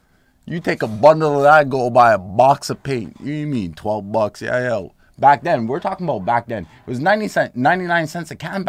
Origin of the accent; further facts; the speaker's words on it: Montreal, Quebec, Canada; we grew up in St. Henry.